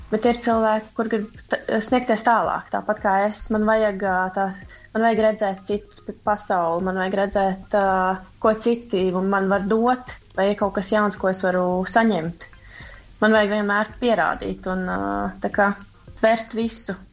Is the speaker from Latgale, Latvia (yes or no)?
no; Liepāja, Kurzeme, Latvia; es dzīvoju Rīgā, un Rīga nav īsti mana pilsēta, jo es pati esmu no Liepājas